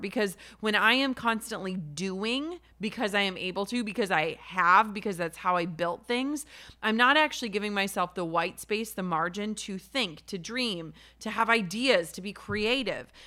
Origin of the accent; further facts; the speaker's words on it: Minnesota, United States; I'm from Minnesota